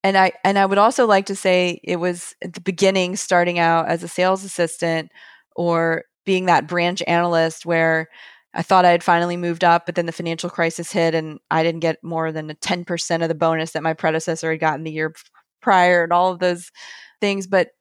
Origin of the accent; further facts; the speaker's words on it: the South, United States; I'm from the South. I'm not from the Wall Street area.